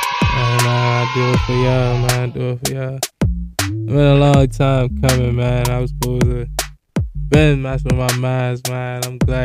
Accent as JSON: {"language": "English", "town": "Baltimore", "region": "Maryland", "country": "United States", "said": "I'm from Baltimore, West Baltimore to be exact. Zone 17, 1200 White Lock."}